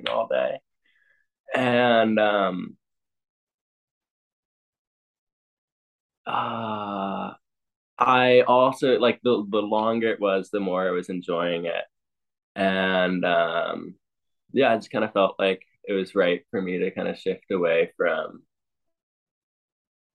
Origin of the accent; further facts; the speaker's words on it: Ithaca, New York, United States; I grew up in Ithaca with parents that were runners